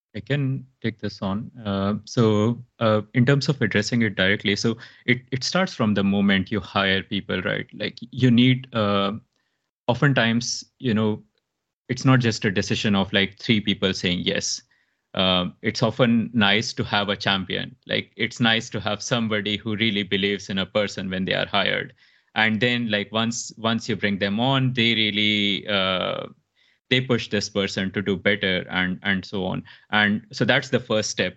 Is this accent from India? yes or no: yes; India; moved away as an adult; also born or lived in Mumbai, India / Dubai, United Arab Emirates; now in Stockholm, Sweden; Originally, I'm from India, so a really small town, and then I moved into Mumbai